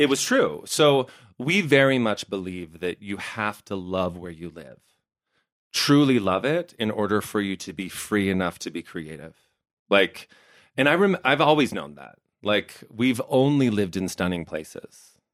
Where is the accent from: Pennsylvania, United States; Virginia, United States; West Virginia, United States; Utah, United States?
Utah, United States; Heber; I'm growing up in Heber, and it's, like, super small town America stunning